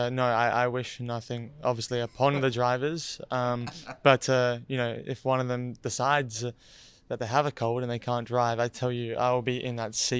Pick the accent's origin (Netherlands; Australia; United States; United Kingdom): Australia; I'm Australian.